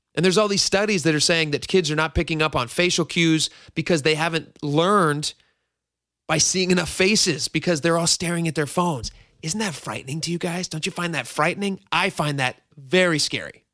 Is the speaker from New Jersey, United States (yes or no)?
no; Washington, United States; also born or lived in Hawaii; I grew up in Washington